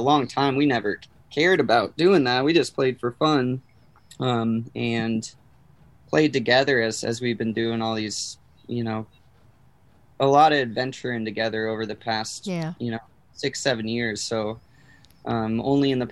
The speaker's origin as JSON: {"language": "English", "region": "Southern California", "country": "United States", "also_born_or_lived": "Colorado / Portland / Santa Cruz", "moved": "as an adult", "said": "I'm from Southern California"}